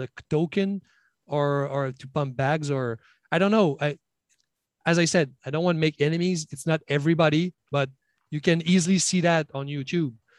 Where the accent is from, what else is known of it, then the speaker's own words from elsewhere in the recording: Quebec, Canada; English is a second language; I'm from Quebec.